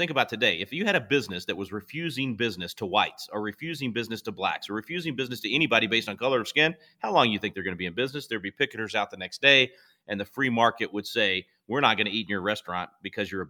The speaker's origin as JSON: {"language": "English", "town": "Mabelvale", "region": "Arkansas", "country": "United States", "tie": "born or raised there", "moved": "yes", "lives_now": "Texas, United States", "said": "I was born in Mabelville, just outside of Little Rock"}